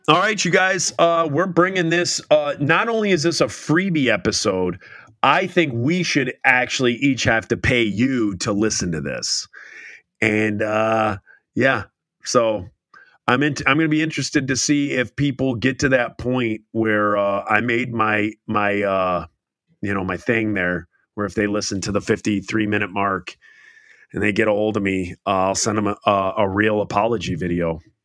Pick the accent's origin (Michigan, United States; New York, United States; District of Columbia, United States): Michigan, United States; my hometown turf in the state of Michigan.